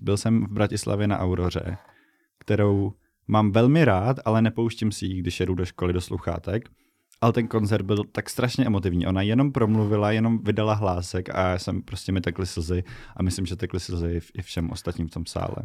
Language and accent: Czech; Bohemia, Czechia; já jsem z Čech